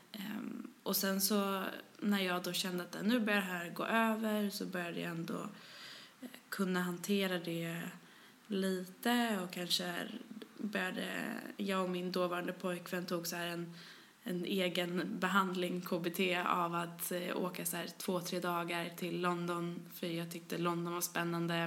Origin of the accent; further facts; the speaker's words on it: Stockholm, Stockholm County, Sweden; accent: thick Stockholm; jag är från Stockholm, som man hör. Skäms alltid över min grova stockholmska